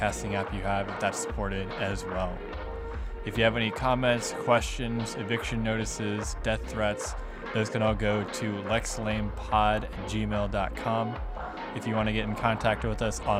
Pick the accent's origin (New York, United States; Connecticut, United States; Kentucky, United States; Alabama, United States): Kentucky, United States; Northern; now in Lexington, United States; me being from Northern Kentucky